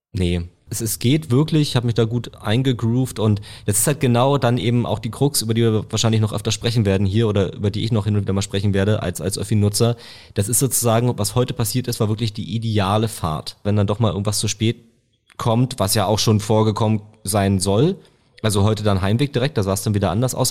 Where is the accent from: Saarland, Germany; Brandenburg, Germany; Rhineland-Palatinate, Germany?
Brandenburg, Germany; Potsdam; das kann ich sicher sagen als Potsdamer